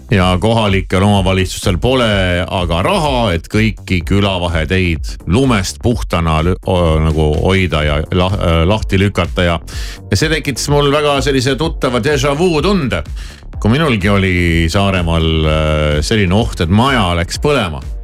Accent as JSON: {"language": "Estonian", "town": "Tartu", "region": "Tartu County", "country": "Estonia", "said": "ma olen ju Tartust"}